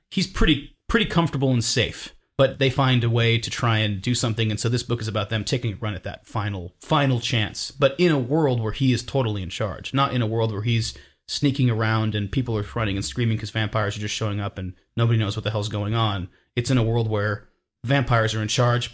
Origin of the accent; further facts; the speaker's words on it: Napa, California, United States; growing up in Napa, California